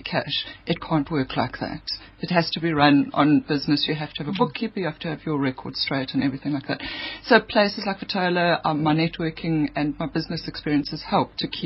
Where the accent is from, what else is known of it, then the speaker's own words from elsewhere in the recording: Eastern Cape, South Africa; I come from the Eastern Cape